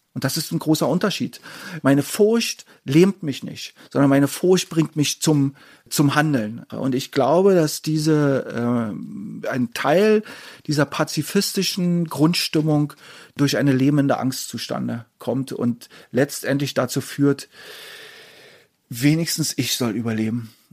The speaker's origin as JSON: {"language": "German", "region": "Berlin", "country": "Germany", "tie": "born or raised there", "said": "Ich bin 1967 in Ostberlin geboren worden"}